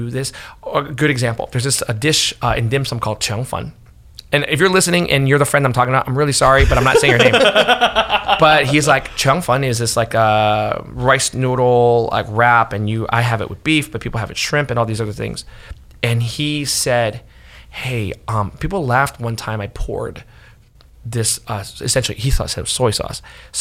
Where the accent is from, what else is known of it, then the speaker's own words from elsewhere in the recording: New Jersey, United States; now in San Francisco, United States; I grew up in New Jersey, and that Jersey kid in me